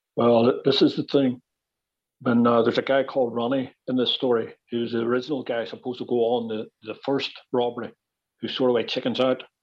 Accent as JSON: {"language": "English", "town": "Belfast", "region": "Northern Ireland", "country": "United Kingdom", "also_born_or_lived": "New York", "accent": "Belfast", "moved": "as an adult", "said": "we were speaking so fast, you know, Belfast accents and all"}